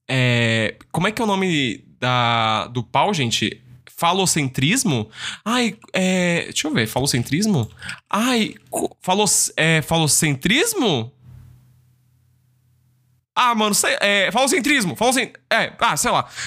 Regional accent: Rio Grande do Sul, Brazil; Tem que ser na churrasqueira. Eu sou gaúcho, sou.

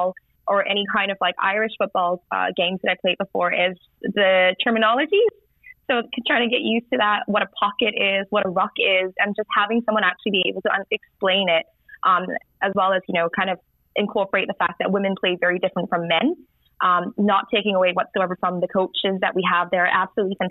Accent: Singapore; moved away as an adult; also born or lived in Sydney, Australia; I grew up in Singapore, so I moved to Australia for university.

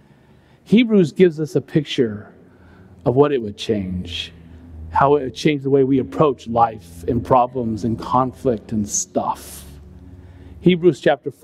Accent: California, United States; I grew up in California

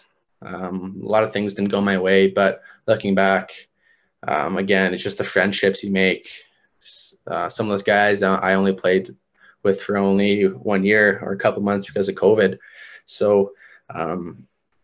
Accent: Canada; as a Canadian kid and just growing up playing hockey

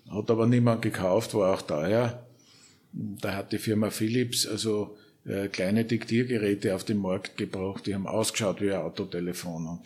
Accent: St. Pölten, Lower Austria, Austria; geboren 1953 in St. Pölten, äh, äh, Volksschule, Gymnasium in St. Pölten, Wirtschaftsuniversität

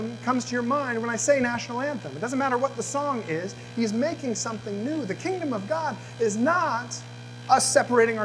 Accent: the South, United States; When I was growing up in the South

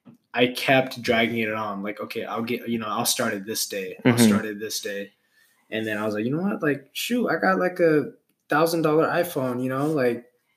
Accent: Stockton, California, United States; now in Salem, United States; I'm originally from California, Stockton. I'm used to, like, 80-degree weather.

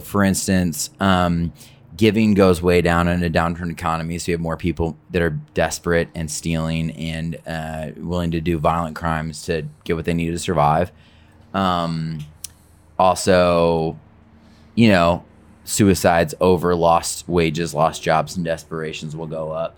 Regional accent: Detroit, Michigan, United States; I grew up in Detroit.

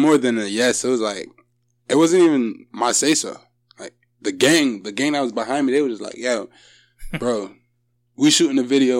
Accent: Hartford, Connecticut, United States; I'm from Hartford, Connecticut.

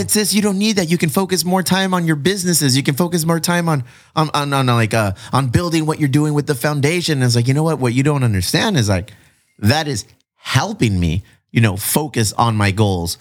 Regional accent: Chula Vista, California, United States; we're both from Chula Vista

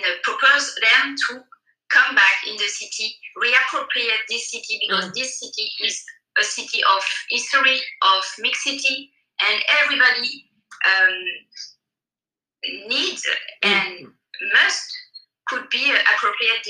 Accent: Guadeloupe; English is a second language; moved away as an adult; also born or lived in Paris, France; now in Marseille, France; I come from Guadalupe. So for an island girl like me

